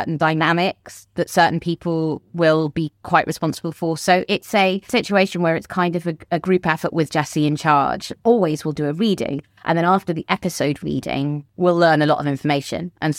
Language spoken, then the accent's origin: English; United Kingdom; Yeah, I'm British.